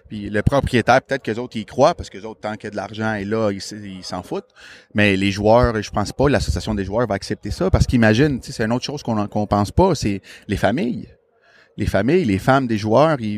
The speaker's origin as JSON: {"language": "French", "town": "Montreal", "region": "Quebec", "country": "Canada", "said": "quand qui, je leur disais que je venais de Montréal, sans exception, toute la gang, oh my God, I love it."}